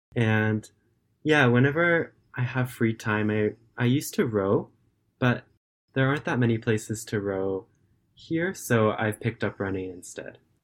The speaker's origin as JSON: {"language": "English", "region": "California", "country": "United States", "moved": "yes", "lives_now": "Japan", "said": "I'm currently a student and I live in Japan, but I'm originally from California in the United States"}